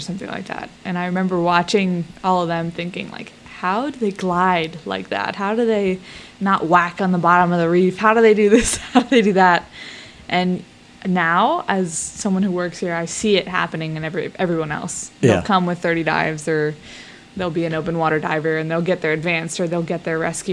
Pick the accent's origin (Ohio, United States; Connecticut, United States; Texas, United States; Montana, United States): Ohio, United States; Cincinnati; moved away as an adult; now in Belize; I was born in Cincinnati, Ohio